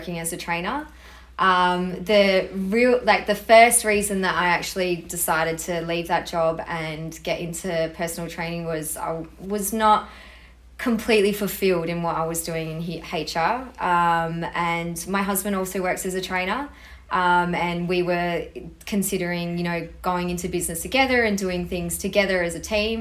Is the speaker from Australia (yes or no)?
yes; Perth, Western Australia, Australia; I was born in Australia, born in Perth actually, lived here my whole life.